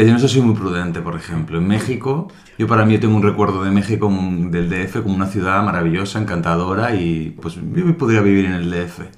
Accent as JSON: {"language": "Spanish", "area": "Santa Águeda, Soria", "region": "Castile and León", "country": "Spain", "moved": "yes", "said": "en mi pueblo pues de... En el pueblo de mm, Santa Águeda sabes de Soria"}